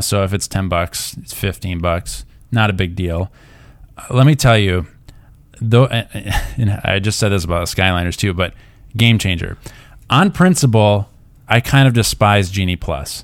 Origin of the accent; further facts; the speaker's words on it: Minnesota, United States; we're from Minnesota